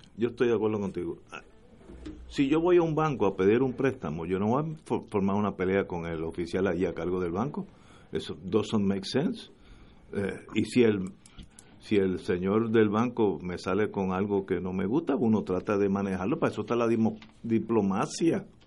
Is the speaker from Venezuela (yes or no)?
no; Puerto Rico; En Puerto Rico, como somos colonia